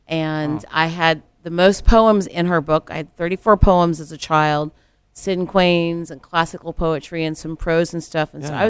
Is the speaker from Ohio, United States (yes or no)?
yes; Columbus, Ohio, United States; also born or lived in Nashville, Tennessee; I hail from Columbus, you know. I grew up in Columbus, went to school in Columbus.